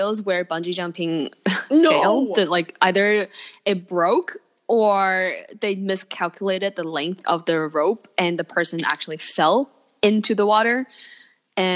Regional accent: China; moved away; I'm from China. I left China for a reason then

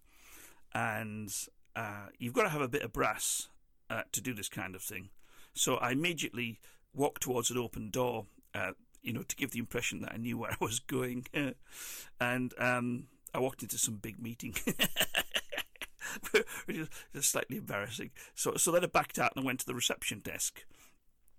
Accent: England, United Kingdom; The only plus thing that I had for me while I was over there was being English

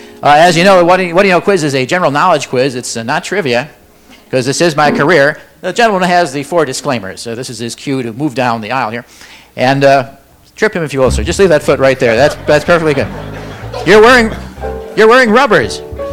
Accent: Milwaukee, Wisconsin, United States; when I grew up in Milwaukee

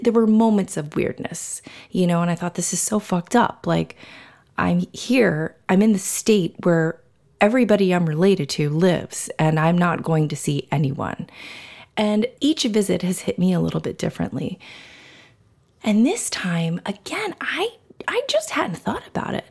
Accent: South Florida, United States; moved away as an adult; now in New York, United States; I grew up in Florida. Um, I, Florida is pretty much the only thing that I remember, South Florida, Southeast Florida.

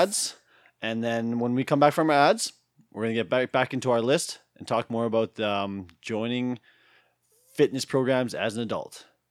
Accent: Tofield, Alberta, Canada; I was born in Tolfield, Alberta

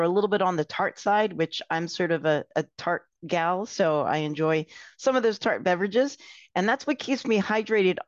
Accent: Philadelphia, Pennsylvania, United States; moved away as an adult; now in Miami, United States; I'm from Philadelphia originally, and I've been in Miami since 1998. Growing up in Philadelphia, I was actually a tennis player

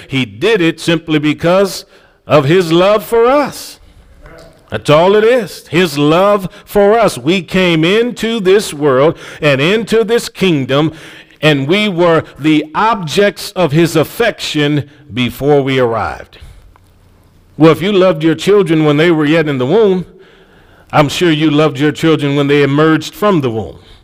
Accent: Cleveland, Ohio, United States; Growing up in Cleveland, Ohio, I've seen parents that were on government assistance when my friends were in Head Start with me

